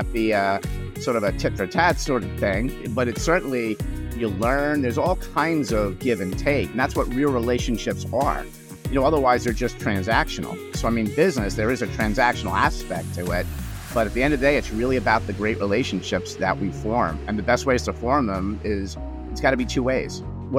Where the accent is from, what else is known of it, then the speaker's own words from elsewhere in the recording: New York, United States; now in New Jersey, United States; even though I'm a New Yorker forced to live in New Jersey against my will, but product of the 70s